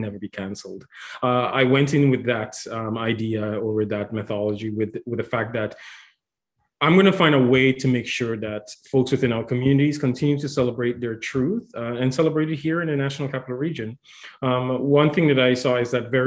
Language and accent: English; Antigua & Barbuda; moved away as an adult; also born or lived in Dominican Republic; now in Ottawa, Canada; I'm originally from the Dominican Republic, but I was raised in a small island called Antigua and Barbuda